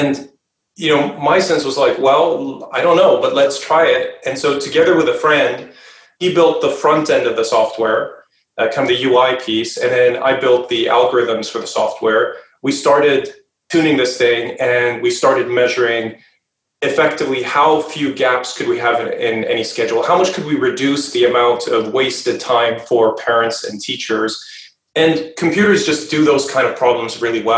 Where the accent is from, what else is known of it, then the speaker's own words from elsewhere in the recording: a suburb just outside of Stockholm, Stockholm County, Sweden; moved away as an adult; now in United States; I grew up in Sweden, in a suburb just outside of Stockholm.